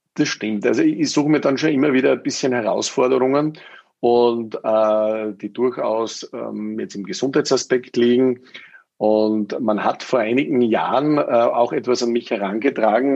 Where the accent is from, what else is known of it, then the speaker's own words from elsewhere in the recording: Styria, Austria; also born or lived in United States; mit 18 macht man ja bei uns in Österreich die Matura